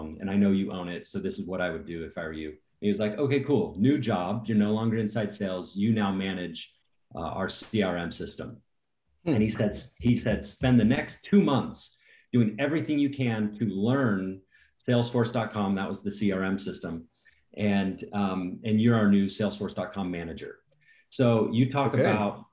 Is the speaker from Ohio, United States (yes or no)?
yes; Cincinnati, Ohio, United States; I grew up in Cincinnati, Ohio